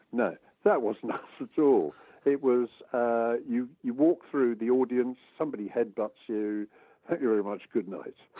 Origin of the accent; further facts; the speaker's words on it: Brighton and Hove, South East England, United Kingdom; growing up in Brighton and Hove